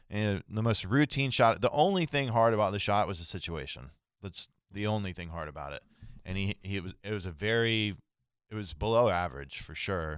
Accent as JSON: {"language": "English", "region": "Central Florida", "country": "United States", "tie": "born or raised there", "said": "I grew up in Central Florida"}